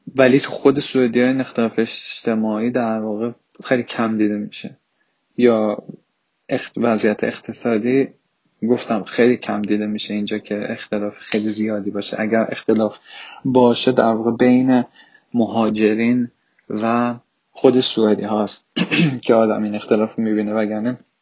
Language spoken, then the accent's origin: Persian; Iran; first language Persian; moved away as an adult; now in Sweden; راه تربیتی که من یاد گرفتم از مادر پدرم تو ایران